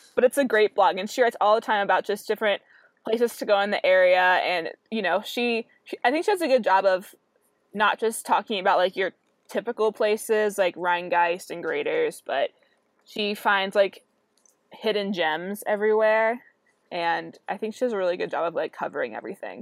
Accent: Fort Wright, Kentucky, United States; We have both lived here and grown up here um, we're actually from Northern Kentucky.

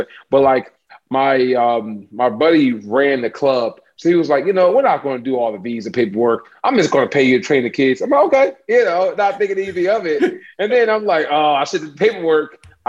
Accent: United States; I'm an American strength coach.

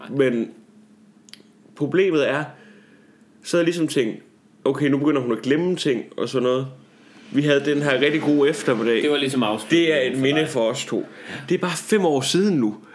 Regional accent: Denmark; moved away; det er måden at sige det på hjemme i Jylland.

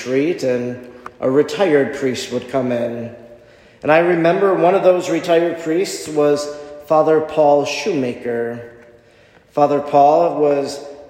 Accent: Oconto, Wisconsin, United States; Growing up in Oconto, the priest that would have gave me First Holy Communion should have been my pastor

